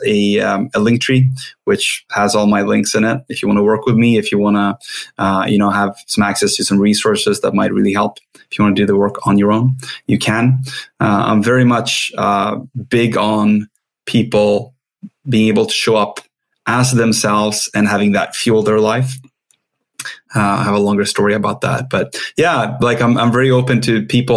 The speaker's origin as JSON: {"language": "English", "country": "Sweden", "second_language": "English", "said": "I'm Swedish. I'm not sure if everyone hears my accent"}